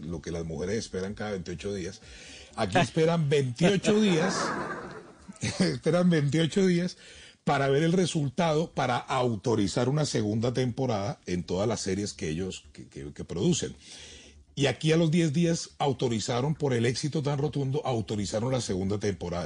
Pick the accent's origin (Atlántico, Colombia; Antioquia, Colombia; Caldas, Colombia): Atlántico, Colombia; Barranquilla; also born or lived in Bogotá; yo nací en Bogotá, me crié, me crié en Barranquilla